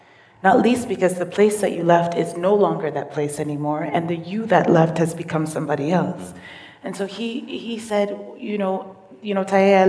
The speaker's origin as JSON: {"language": "English", "region": "London", "country": "United Kingdom", "tie": "born there", "said": "I was born in London, not all of England. I was only born in one hospital in London, and that's the only local I know."}